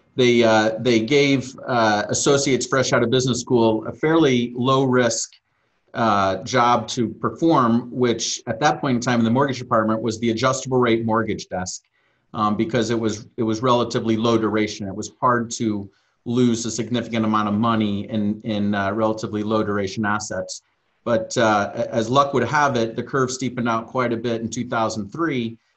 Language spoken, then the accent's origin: English; Southern Illinois, United States; moved away as an adult; also born or lived in Hawaii; I came from the Midwest, uh, Southern Illinois